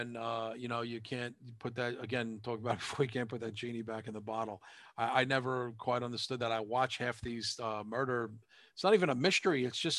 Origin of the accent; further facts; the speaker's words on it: New York, United States; I'm a New Yorker.